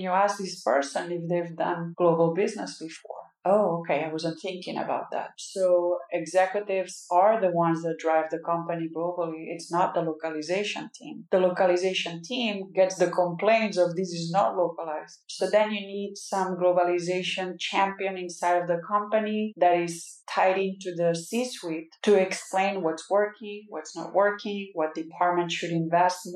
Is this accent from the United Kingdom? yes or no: no; Catalonia, Spain; now in United States; I'm Catalan, but I'm also an American.